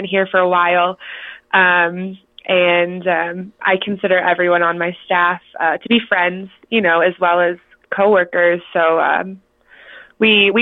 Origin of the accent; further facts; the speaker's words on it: Cleveland, Ohio, United States; moved away as an adult; now in Colorado, United States; So I'm originally from Ohio, actually. I'm from Cleveland, and I moved out here almost 3 years ago now